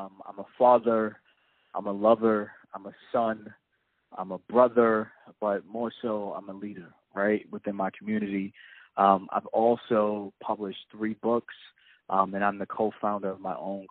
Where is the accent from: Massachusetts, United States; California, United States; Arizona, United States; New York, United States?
New York, United States; born and raised in New York.